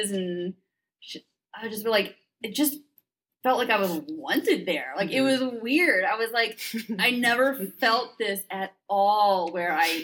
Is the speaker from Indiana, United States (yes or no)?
yes; Indiana, United States; moved away as an adult; also born or lived in Arizona; now in Cincinnati, United States; I'm originally from Indiana, so I grew up there all the way through